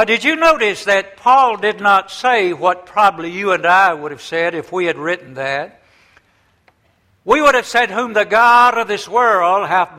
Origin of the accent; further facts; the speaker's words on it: the South, United States; When I was a young boy growing up many years ago, I grew up in the South